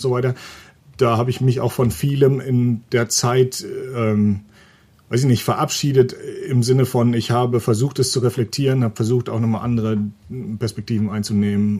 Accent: Mecklenburg-Vorpommern, Germany; moved away; ich komme äh, von einem kleinen Dorf in Mecklenburg. 200 ähm, mhm. Menschen haben da gelebt

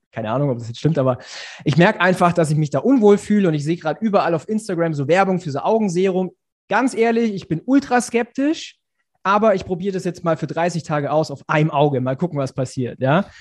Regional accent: Ulm, Baden-Württemberg, Germany; moved away as an adult; also born or lived in Munich; ich komme eigentlich nach Ulm, dann bin ich aus Mün nach München gezogen

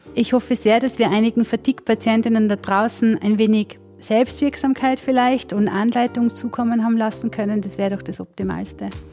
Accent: Vorarlberg, Austria; Tatsächlich, ich komme aus Vorarlberg

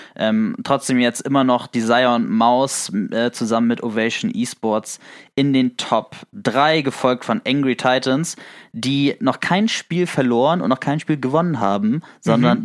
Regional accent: the North, Northern Germany, Germany; wir kommen auch beide aus dem Norden

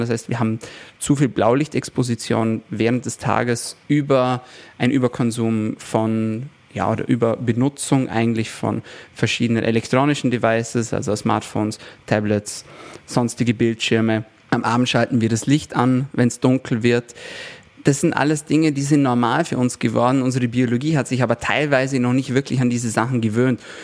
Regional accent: Austria; bei uns in Österreich

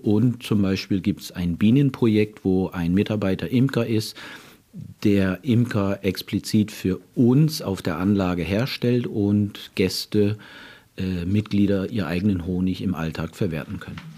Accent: Northern Germany, Germany; also born or lived in Canada; now in Freiburg, Germany; in Kanada geboren, Norddeutschland aufgewachsen

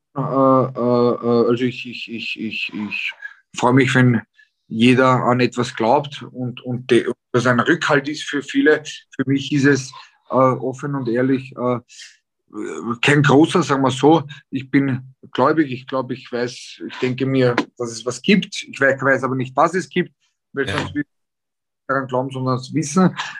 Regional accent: Austria; bei uns in Österreich

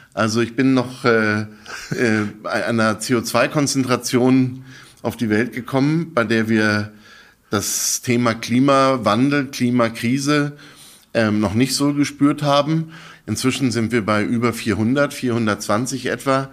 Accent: Berlin, Germany; ich bin äh, geborener Berliner

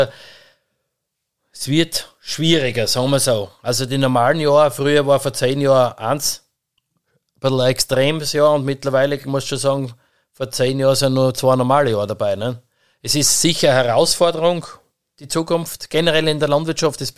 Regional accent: Styria, Austria; Und vor allem da ist mehr gesegnet bei uns in der Oststeiermark generell oder in der Steiermark.

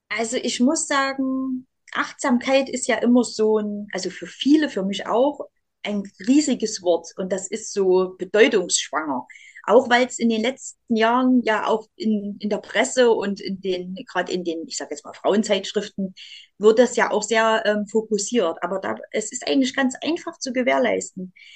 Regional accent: Saxony, Germany; ich als Sachse, ich trinke ja gern Kaffee

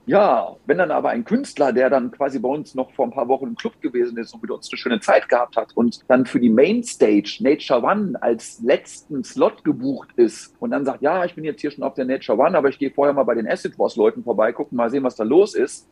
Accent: Gelsenkirchen, North Rhine-Westphalia, Germany; ich bin ja gebürtiger Gelsenkirchener Junge

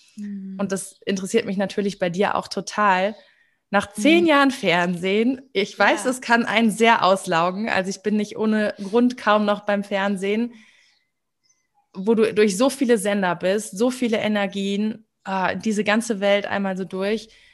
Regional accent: Germany; ich bin in Deutschland aufgewachsen

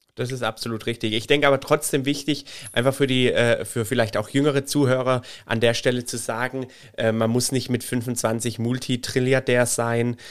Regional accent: Baden-Württemberg, Germany; Bei uns in Baden-Württemberg

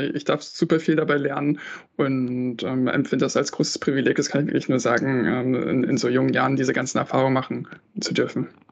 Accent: Northern Germany, Germany; ich bin in Norddeutschland aufgewachsen

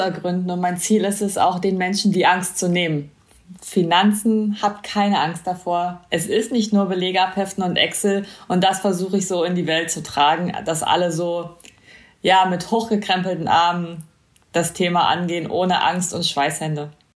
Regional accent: East Germany, Germany; Ich bin äh, in, im Osten aufgewachsen

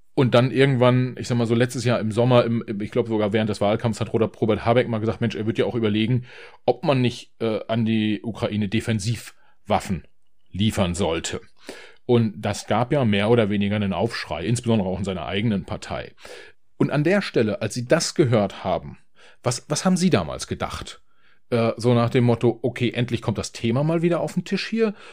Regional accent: Germany

